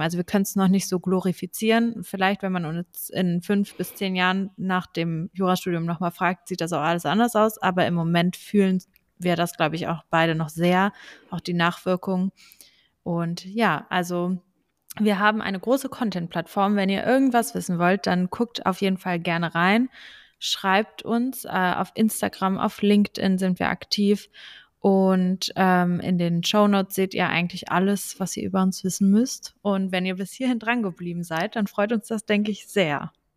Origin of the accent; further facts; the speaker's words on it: Braunschweig, Lower Saxony, Germany; also born or lived in Hanover; ich komme aus Braunschweig